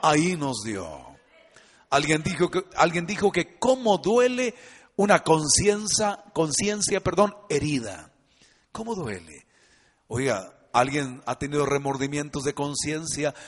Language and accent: Spanish; Mexico; somos muy mexicanos